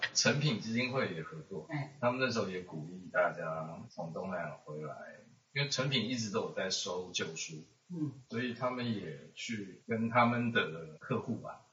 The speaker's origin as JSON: {"language": "Chinese", "country": "Taiwan", "said": "我们台湾人，我的同胞包括我自己"}